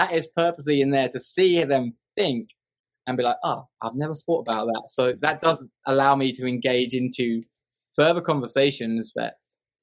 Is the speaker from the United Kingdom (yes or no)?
yes; England, United Kingdom; now in Montgomery, United States; I live in Alabama. I'm from England